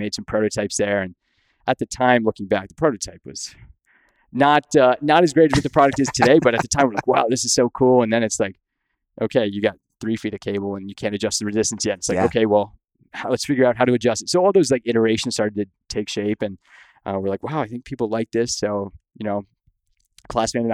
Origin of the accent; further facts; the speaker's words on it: Windsor, Ontario, Canada; moved away as an adult; now in United States; I grew up in Windsor, Ontario